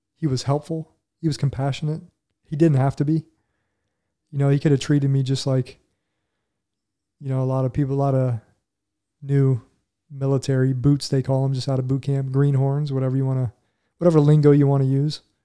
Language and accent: English; Huber Heights, Ohio, United States; moved away as an adult; also born or lived in Dayton, Ohio; I grew up in Huber Heights, Ohio, which is just on the, a little suburb on the outskirts